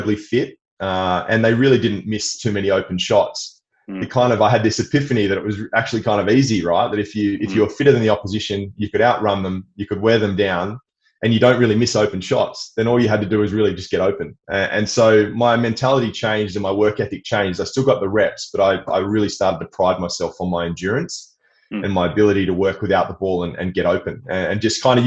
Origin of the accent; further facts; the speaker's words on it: Perth, Western Australia, Australia; I grew up in Perth, you know, Western Australia, on the beaches, was an outdoor kid